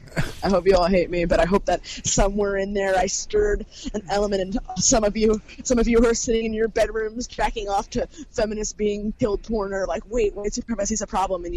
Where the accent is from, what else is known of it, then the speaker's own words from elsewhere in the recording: New York City, New York, United States; No, I'm from fucking Brooklyn.